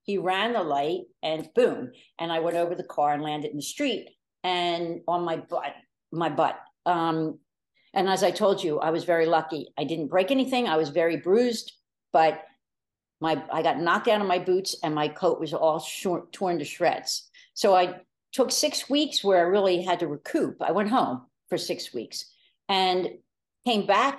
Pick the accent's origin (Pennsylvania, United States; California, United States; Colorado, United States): Pennsylvania, United States; Delaware County; also born or lived in New York City, United States; I'm from Delaware County, I moved back with the intention of starting a family